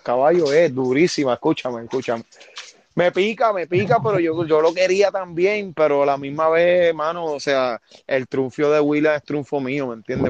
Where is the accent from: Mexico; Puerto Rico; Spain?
Puerto Rico; Yabucoa; porque aquí yo me crié, aquí yo nací. Yo, yo nací, muero aquí en Yabucoa